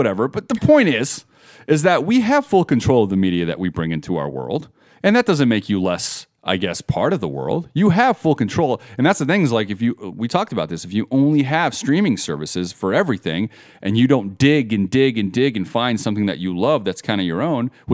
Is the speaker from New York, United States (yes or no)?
no; Las Vegas, Nevada, United States; I'm born and raised in Vegas.